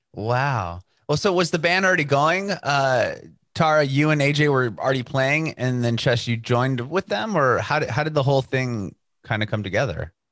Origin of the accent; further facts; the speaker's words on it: San Diego, California, United States; now in Nashville, United States; we're from San Diego, California, but we moved to Nashville